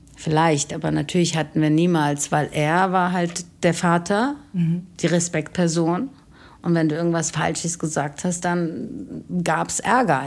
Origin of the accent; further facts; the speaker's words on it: Germany; aufgewachsen in Deutschland